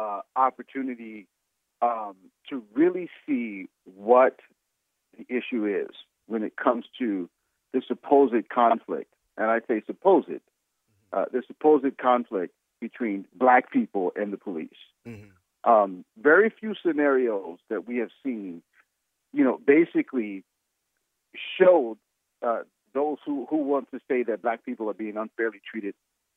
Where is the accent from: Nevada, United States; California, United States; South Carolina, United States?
South Carolina, United States; moved away as an adult; now in Omaha, United States; I'm not from Omaha, Nebraska. I'm actually from the South, from the Southeast and South Carolina.